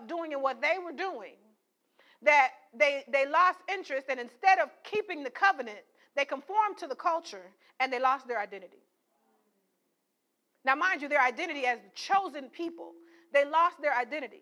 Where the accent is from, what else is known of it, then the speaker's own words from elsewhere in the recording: St. Paul, Minnesota, United States; we grew up in St. Paul, Minnesota